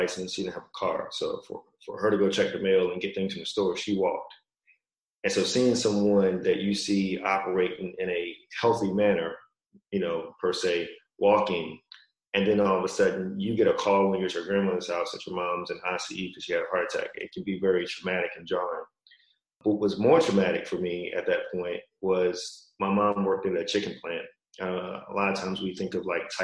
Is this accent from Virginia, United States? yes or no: yes; Virginia, United States; moved away as an adult; I'm from Virginia originally